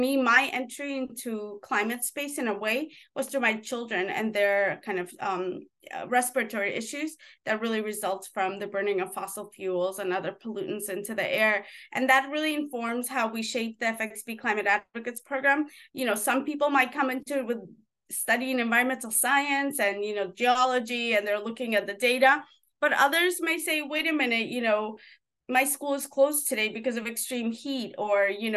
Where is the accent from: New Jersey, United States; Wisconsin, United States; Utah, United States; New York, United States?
New York, United States; also born or lived in former Soviet Union; So growing up in New York, you know, I grew up in an urban jungle.